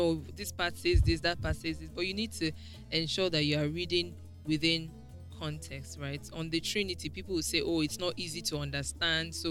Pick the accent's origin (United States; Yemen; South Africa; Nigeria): Nigeria; I attended Nigerian Navy Secondary School, and in Navy Town, where my school was